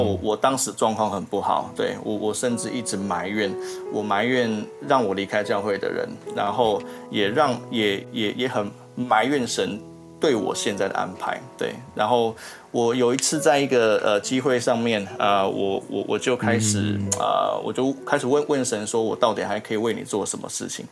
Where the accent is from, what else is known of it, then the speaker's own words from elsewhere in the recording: southern Taiwan, Taiwan; also born or lived in Kaohsiung; 我跟我妈妈在高雄，对，啊，我来自南部，对，对，呃，在高雄不断地流浪每一间教会